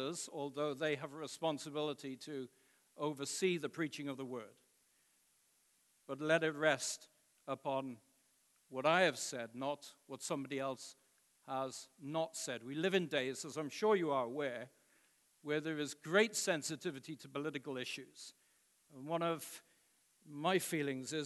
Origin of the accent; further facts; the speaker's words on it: United Kingdom; moved away as an adult; now in United States; being a British citizen living in the United States now going on 20 years